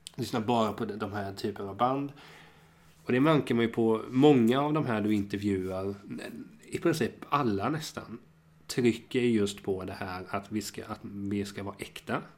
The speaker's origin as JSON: {"language": "Swedish", "town": "Hultsfred", "region": "Kalmar County", "country": "Sweden", "said": "Jag är ju från Kalmar och Hultsfred"}